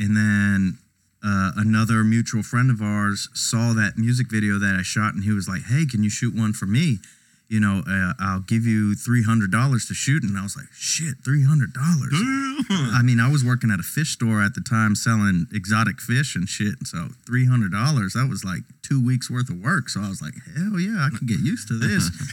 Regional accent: Houston, Texas, United States; also born or lived in Laredo, Texas; when I was young, about 2 or 3, we moved to Houston.

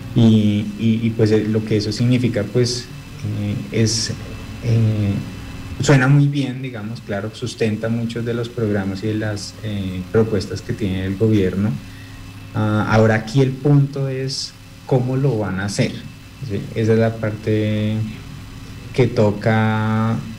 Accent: Colombia; como colombianos

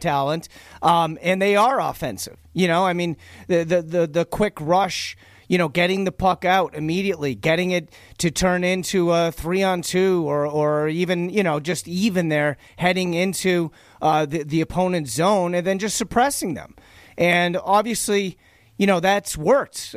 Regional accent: Boston, Massachusetts, United States; accent: Boston; now in Las Vegas, United States; my Boston accent

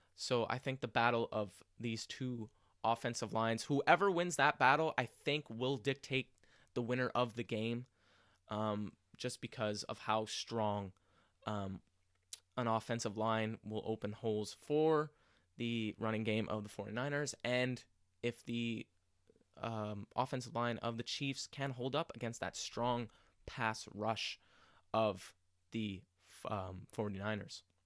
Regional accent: Montreal, Quebec, Canada; in my hometown of Montreal

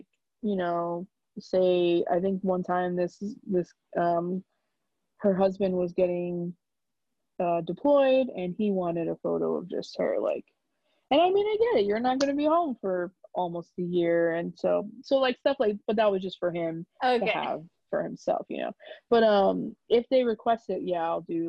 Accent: New York, United States; I'm from New York

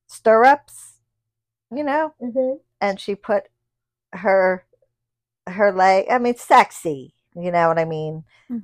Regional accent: Midwest, United States; We're from the Midwest.

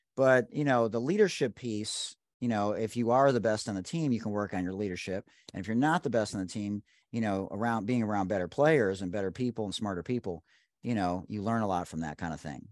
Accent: Detroit, Michigan, United States; I'm from Detroit

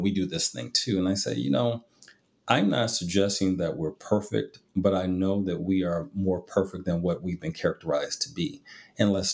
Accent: Midwest, United States; I grew up in the Midwest

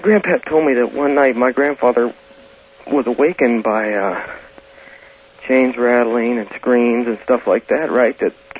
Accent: West Virginia, United States; now in Portland, United States; I'm originally from West Virginia

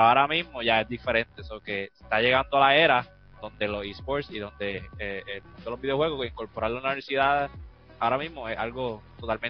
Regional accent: Puerto Rico; somos puertorriqueños, nosotros somos bien orgullosos

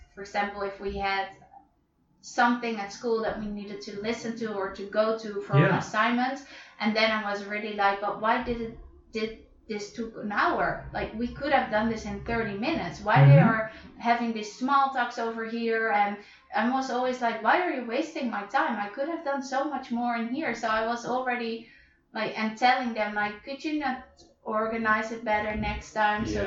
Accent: Netherlands; now in Madrid, Spain; I am from Holland, like you. And I live here in Madrid

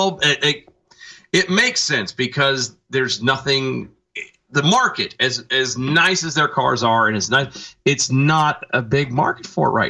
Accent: Cajun, Louisiana, United States; I'm a Cajun, yes

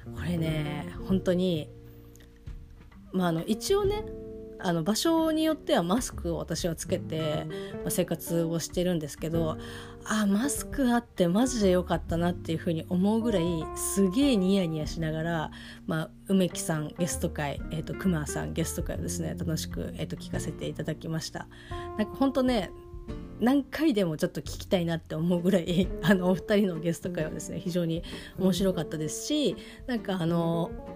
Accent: Kanto, Japan; 私の地元の人間は当然あの関東の人間がほとんど

